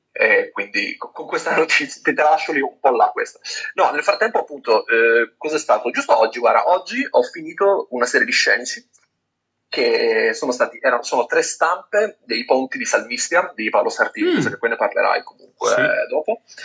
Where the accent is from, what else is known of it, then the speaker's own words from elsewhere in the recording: Turin, Piedmont, Italy; now in near Lainate, Italy; io vivo nei paraggi, ma sono di Torino